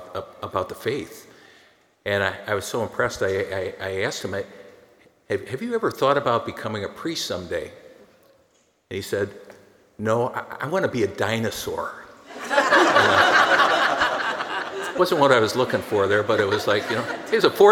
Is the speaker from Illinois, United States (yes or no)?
yes; McHenry, Illinois, United States; Growing up in McHenry, Illinois, my family went to Mass every Sunday